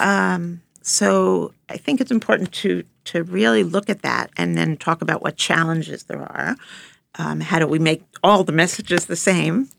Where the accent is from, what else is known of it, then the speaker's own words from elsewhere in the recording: Long Island, New York, United States; I grew up on Long Island